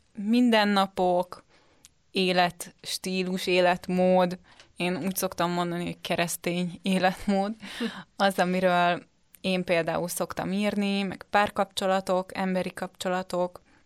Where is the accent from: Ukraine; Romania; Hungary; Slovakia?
Hungary; Budapest; Én Budapestről jöttem, most is Budapesten